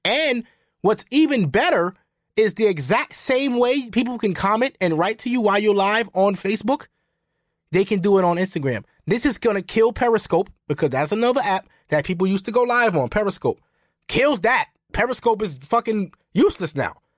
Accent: United States; I'm American, too. I'm not West Indian

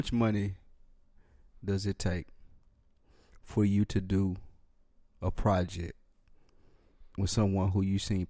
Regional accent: Chicago, Illinois, United States; And I'm from Chicago.

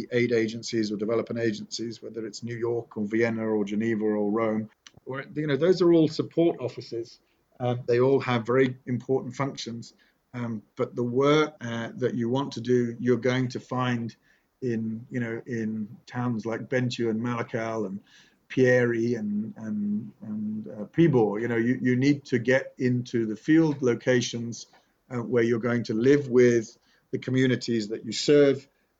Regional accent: Nottingham, East Midlands, United Kingdom; born there; You're in Sherwood Forest. I was born in Sherwood. I was born in Nottingham.

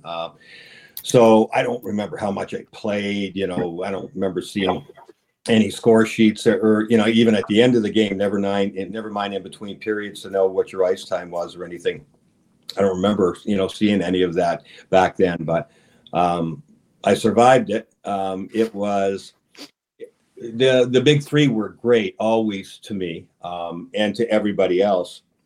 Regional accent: Winnipeg, Manitoba, Canada; growing up in Winnipeg

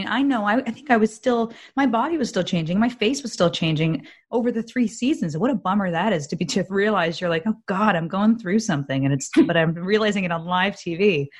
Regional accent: New Jersey, United States; I was like fresh from New Jersey.

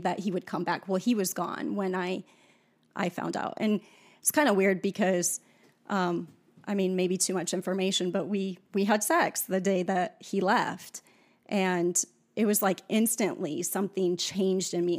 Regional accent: South Dakota, United States; I grew up in South Dakota on a farm

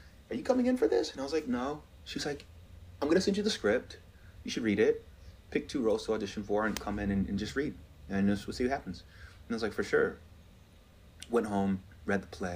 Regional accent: Georgia, United States; moved away as an adult; I'm still this kid from Georgia

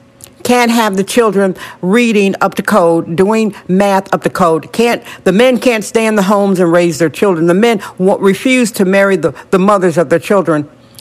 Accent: California, United States; I know I'm real Californian.

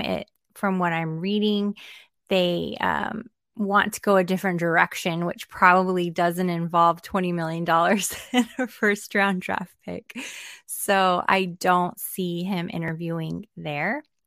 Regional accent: Arizona, United States; here in my home state

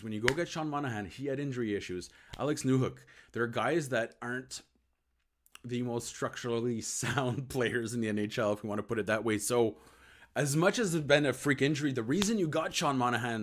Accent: Eastern Ontario, Canada; now in Montreal, Canada; as a Franco-Ontarian, so I was born in East Ontario. There's about a million of us, actually, Francophones that come from Ontario. But I was too French for my city

